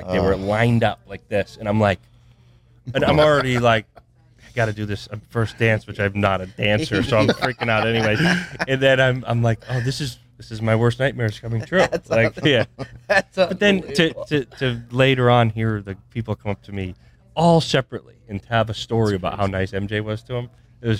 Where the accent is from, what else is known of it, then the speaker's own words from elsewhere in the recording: Vermont, United States; We're from Vermont. These are, like, normal, like, really normal people that are, like, they don't come across celebrities.